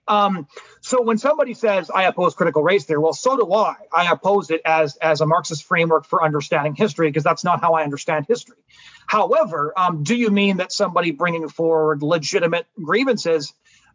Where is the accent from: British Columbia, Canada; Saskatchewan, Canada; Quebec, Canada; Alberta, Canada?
British Columbia, Canada; where I grew up in British Columbia